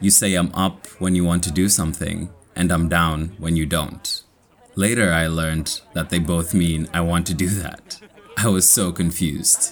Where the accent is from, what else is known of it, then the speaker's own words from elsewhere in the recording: Kenya; accent: Kenyan; also born or lived in New Rochelle, United States; now in United States; my Kenyan accent